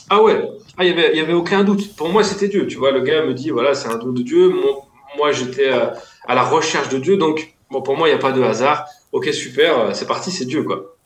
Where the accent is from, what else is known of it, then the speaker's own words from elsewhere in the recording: Lyon, Auvergne-Rhône-Alpes, France; je viens de Lyon